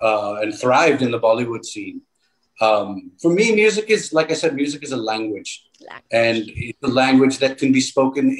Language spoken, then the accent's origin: English; Long Island, New York, United States; I grew up, I grew up in New York, in Long Island